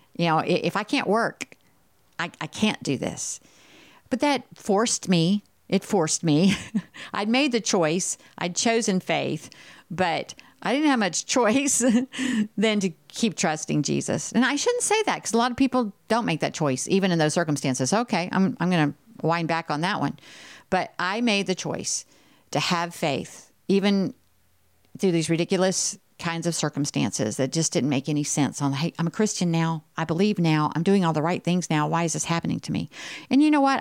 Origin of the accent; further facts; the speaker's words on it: Texas, United States; I'm from Texas